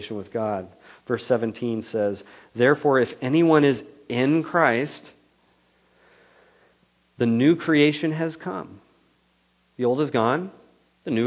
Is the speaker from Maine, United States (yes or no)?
no; Ripon, California, United States; my hometown of Ripon, which is an hour south down Highway 99